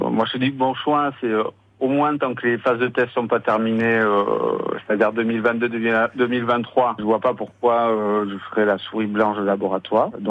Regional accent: Ciboure, Nouvelle-Aquitaine, France; now in Taiwan; Je viens de Cibourg, euh, en Labourg.

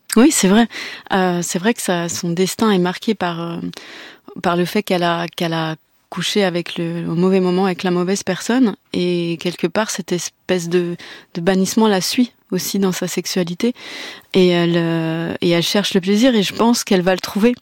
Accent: Breton, Brittany, France; il y a un truc chez les Bretons où on n'exprime euh, pas tout de suite nos sentiments

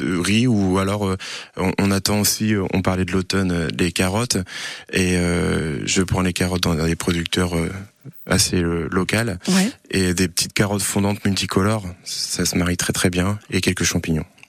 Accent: Rosay-sur-Lieure, Normandy, France; j'ai grandi à Rosé-sur-Lière

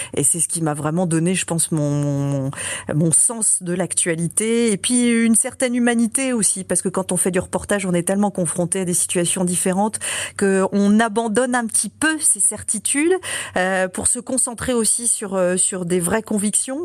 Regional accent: Brittany, France; moved away; also born or lived in Lille; ma région d'origine, la Bretagne

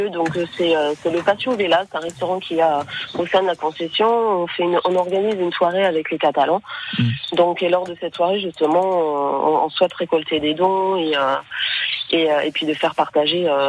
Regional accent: Normandy, France; puisque toutes les deux, nous sommes originaires de, de Normandie et catalanes d'adoption, d'où le nom des Catamandes.

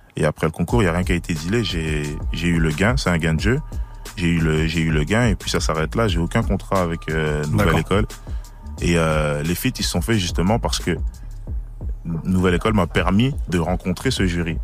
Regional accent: Liège, Wallonia, Belgium; je suis de Belgique à Liège

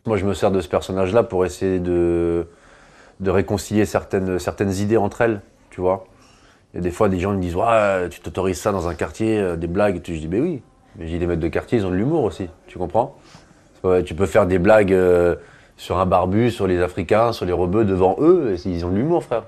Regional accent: Breton, Brittany, France; Je suis breton

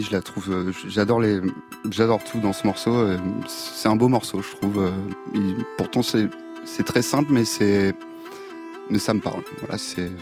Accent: Île de Ré, Nouvelle-Aquitaine, France; je viens de, de l'île de Ray

